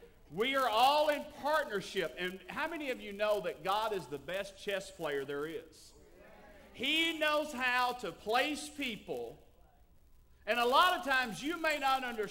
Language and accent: English; Tennessee, United States; I was raised in Tennessee